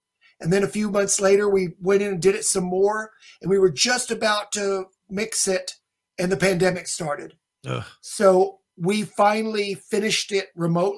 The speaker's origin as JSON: {"language": "English", "town": "Dallas", "region": "Texas", "country": "United States", "tie": "born or raised there", "moved": "yes", "said": "I grew up in Dallas-Fort Worth"}